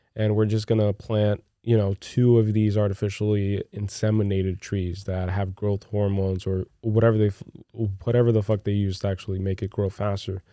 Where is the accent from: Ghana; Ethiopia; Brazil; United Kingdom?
Brazil; moved away; growing up in Brazil